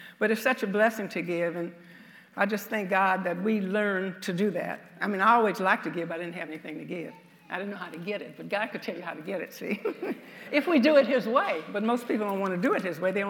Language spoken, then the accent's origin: English; the South, United States; I'm from the South, so you'll be able to tell that from some of my speech